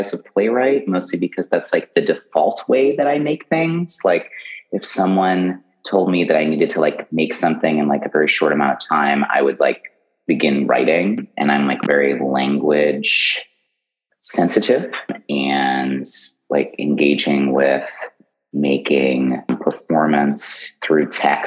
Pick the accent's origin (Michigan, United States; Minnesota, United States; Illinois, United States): Illinois, United States; Chicago; now in Yonkers, United States; I'm originally from Chicago